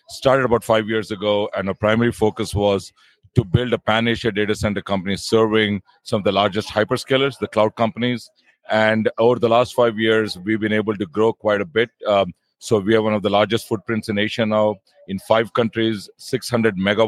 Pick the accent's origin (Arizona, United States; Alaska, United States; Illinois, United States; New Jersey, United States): New Jersey, United States; Princeton; moved away as an adult; now in Singapore; I live in the town of Princeton. That's my hometown.